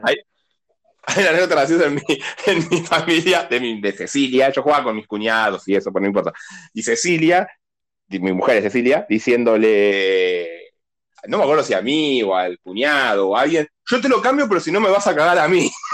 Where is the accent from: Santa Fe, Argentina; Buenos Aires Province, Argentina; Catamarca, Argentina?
Buenos Aires Province, Argentina; Burzaco; yo soy de Bursaco